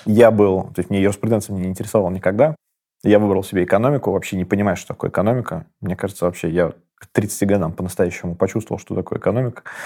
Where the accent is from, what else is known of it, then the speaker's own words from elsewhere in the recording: Kazan, Tatarstan, Russia; Я родился в Казани, в таком очень мультикультурном городе